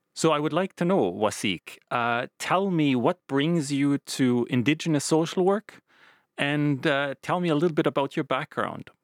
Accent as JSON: {"language": "English", "country": "Canada", "tie": "born or raised there", "moved": "yes", "lives_now": "Finland", "said": "I grew up in Canada, quite close to uh, native peoples, indigenous peoples' reservations."}